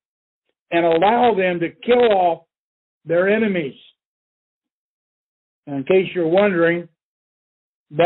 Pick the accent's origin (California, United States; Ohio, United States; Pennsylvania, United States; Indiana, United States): Indiana, United States; Indianapolis; in my home state in Indianapolis